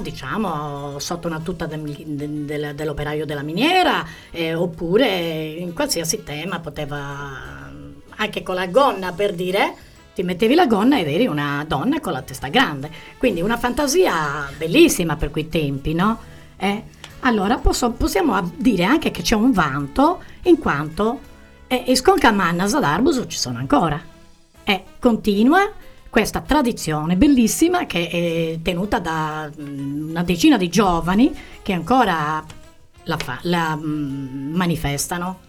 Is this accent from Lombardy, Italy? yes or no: no; Arbus, Sardinia, Italy; del mio paese